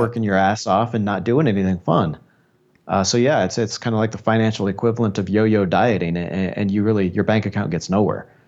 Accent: Des Moines, Iowa, United States; born or raised there; now in Colombia

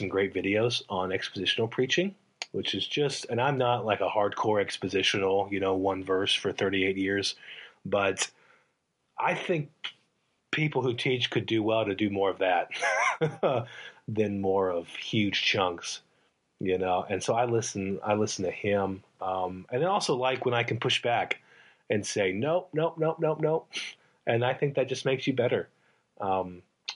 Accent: Alabama, United States; I grew up in Alabama

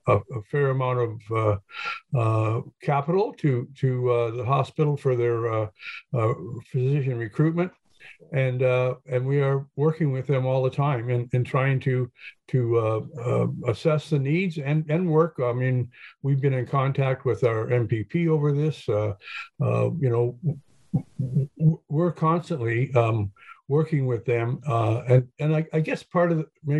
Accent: Hastings, Ontario, Canada; a kid growing up in Hastings

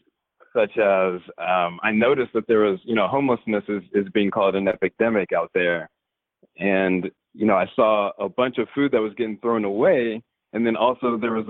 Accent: Oklahoma, United States; moved away as an adult; also born or lived in California; now in Overland Park, United States; I'm originally from Oklahoma.

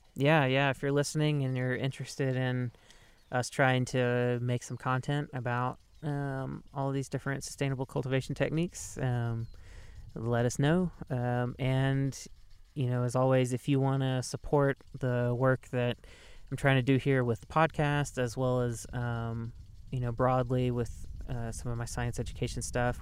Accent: Mississippi, United States; now in Southern Oregon, United States; growing up in Mississippi

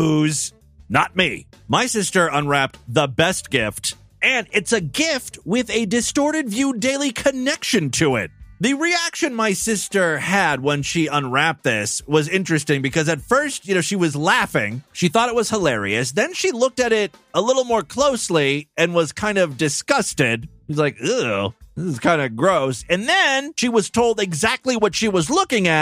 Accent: Ashtabula, Ohio, United States; moved away; Ashtabula is my hometown, right? It's where I grew up. It's a very like small rural town in Northeast Ohio.

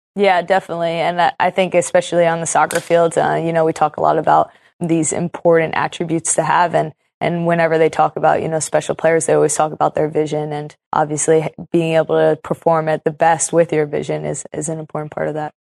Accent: Portland, Oregon, United States; I'm from Portland, a very special soccer city

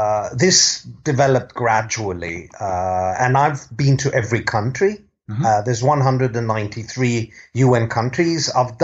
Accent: Athens, Attica, Greece; also born or lived in United Kingdom; now in London, United Kingdom; I was born in the UK 47 years ago, but I grew up in Greece. My father's Greek. Mm-hmm. My mother was born in South Africa. Mm-hmm. I grew up in Athens, Greece, speaking English at home with my parents, though.

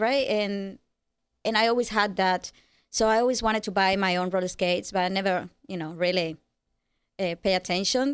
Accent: Cuba; moved away; I'm from Cuba.

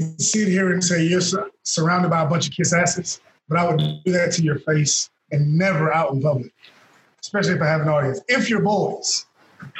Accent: Houston, Texas, United States

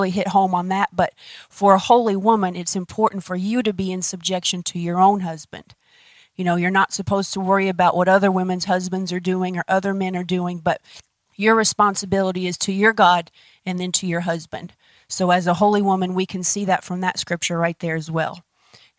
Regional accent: United States; we're American

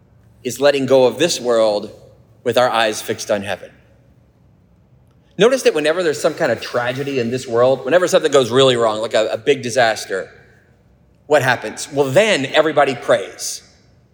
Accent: United States; I love our country

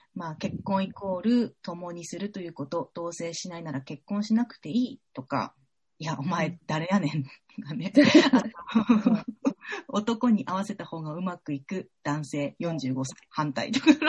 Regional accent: Fukushima, Japan; moved away as an adult; also born or lived in Saitama; now in Tokyo, Japan; 私、福島県出身

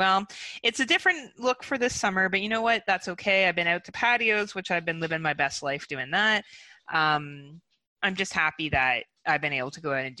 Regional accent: Burlington, Ontario, Canada; I'm from Burlington, Ontario.

